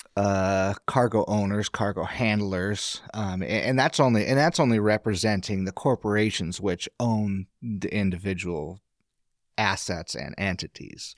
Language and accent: English; Astoria, Oregon, United States; I was born and raised in Astoria. My family's from Astoria